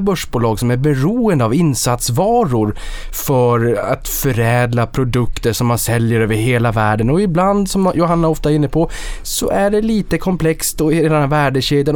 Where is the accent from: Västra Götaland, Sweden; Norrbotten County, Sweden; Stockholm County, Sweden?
Norrbotten County, Sweden; Boden; Jag kommer från Boden och jag är ju uppfödd med, med de här malmtågen